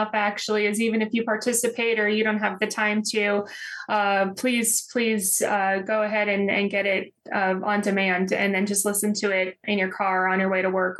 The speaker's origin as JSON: {"language": "English", "region": "Texas", "country": "United States", "said": "in my home state, Texas"}